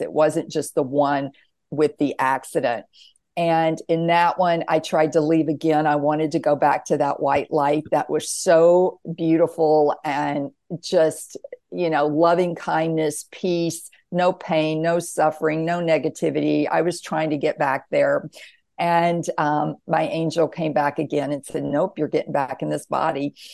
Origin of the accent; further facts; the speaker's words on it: the Bible Belt, the South, United States; I was raised in the South, the Bible Belt, very conservative